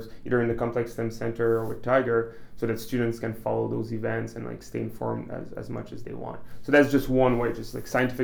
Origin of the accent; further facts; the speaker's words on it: Quebec, Canada; moved away as an adult; now in Vermont, United States; I'm from Quebec, and we have what we call professional degrees that we take after high school.